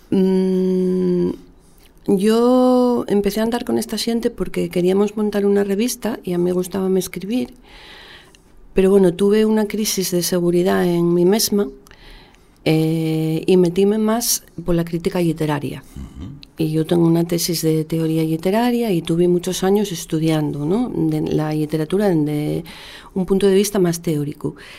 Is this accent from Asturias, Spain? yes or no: yes; Asturias, Spain